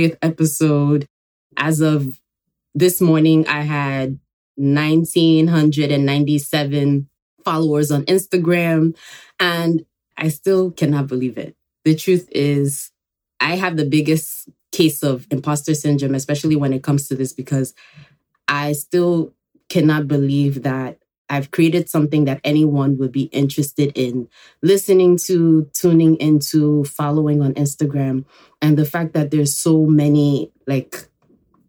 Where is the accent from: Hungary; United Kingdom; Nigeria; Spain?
Nigeria; also born or lived in Enugu, Nigeria; now in New York, United States; I was born here in New York, but I actually grew up in Nigeria